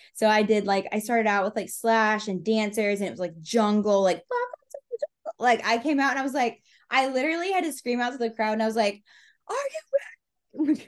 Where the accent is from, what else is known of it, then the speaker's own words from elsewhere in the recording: Texas, United States; moved away as an adult; now in Memphis, United States; I was born and raised in Texas, but I came to Memphis for art school